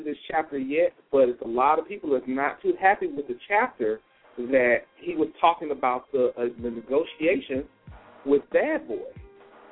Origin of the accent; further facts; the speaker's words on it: the South, United States; We grew up in the South.